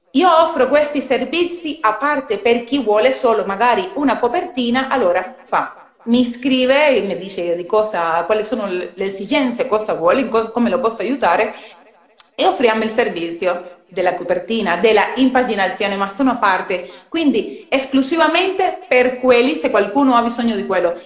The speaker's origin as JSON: {"language": "Italian", "country": "Cuba", "second_language": "Italian", "moved": "yes", "lives_now": "Italy", "said": "sono cubana, anche se sono molti anni che sono in Italia si sente magari anche dal mio accento"}